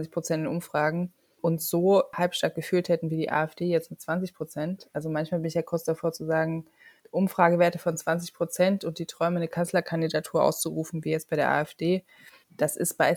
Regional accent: East Germany, Germany; Und genau das sollten wir ja als Ostdeutsche mit unseren ehemaligen Ostblock-Kollegen nicht machen, ne?

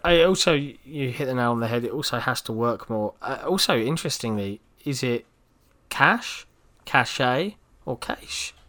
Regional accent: England, United Kingdom

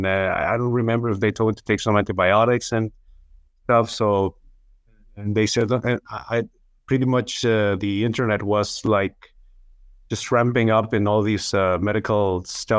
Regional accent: Chihuahua, Mexico; I'm from Chihuahua, Mexico, where it's another state, Mexican, another state that is neighboring Texas in the United States.

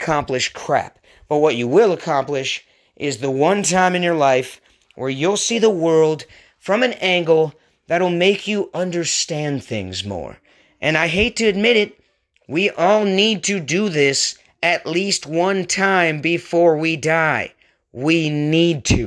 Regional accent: Pacific Northwest, United States; moved away as an adult; also born or lived in San Diego / Portland, Oregon; my home, my original home, up in the Pacific Northwest

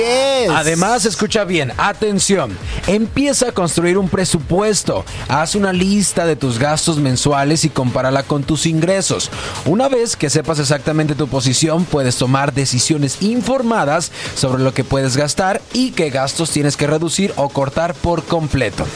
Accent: Mexico; yo aprendí a hablar español en México

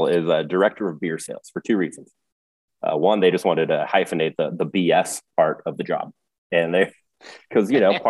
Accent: near Chico, California, United States; now in Bend, United States; I grew up near Chico, California myself

